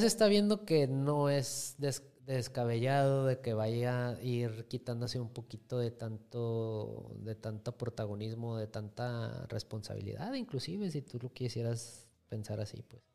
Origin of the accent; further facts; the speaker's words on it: Mexico; yo como mexicanos nos gusta que nos den esos estereotipos